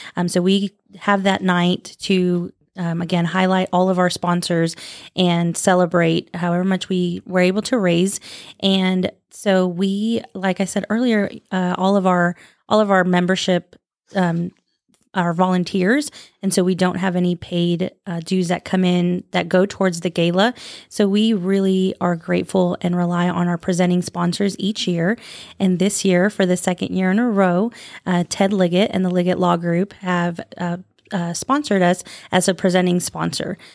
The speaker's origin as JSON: {"language": "English", "town": "Phoenix", "region": "Arizona", "country": "United States", "also_born_or_lived": "San Angelo, Texas", "moved": "as an adult", "lives_now": "Lubbock, United States", "said": "I am originally from Phoenix, Arizona."}